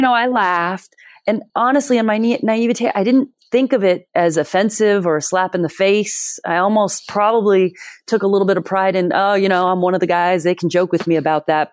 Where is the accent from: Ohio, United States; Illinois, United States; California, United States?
California, United States; Bay Area; moved away as an adult; also born or lived in Massachusetts; I grew up in Bay Area, California.